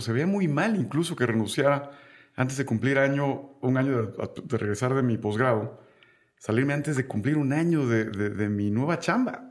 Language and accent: Spanish; Tabasco, Mexico; moved away; yo soy tabasqueño. Y en Tabasco siempre hice algunos pequeños proyectos